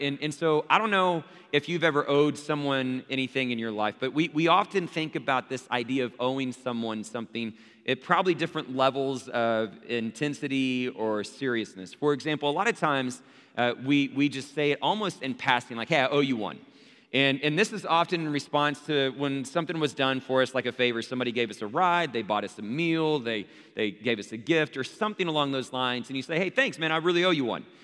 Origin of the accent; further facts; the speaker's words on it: Abilene, Texas, United States; growing up in Abilene, Texas, where there's a church on every street corner